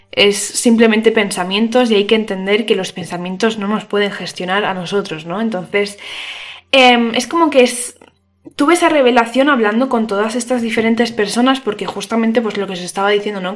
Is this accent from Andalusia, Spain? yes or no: no; Valencia, Valencian Community, Spain; soy de Valencia